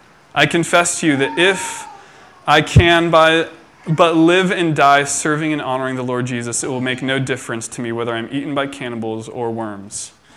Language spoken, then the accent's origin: English; Philippines; born there; For you guys who don't know, I was born in the Philippines, and my parents were missionaries there.